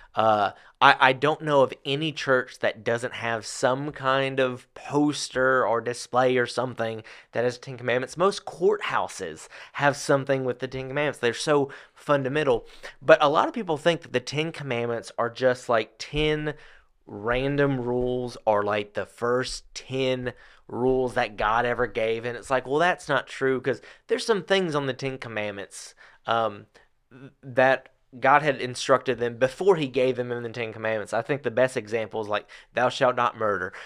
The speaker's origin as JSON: {"language": "English", "country": "United States", "tie": "born or raised there", "said": "growing up in America nowadays"}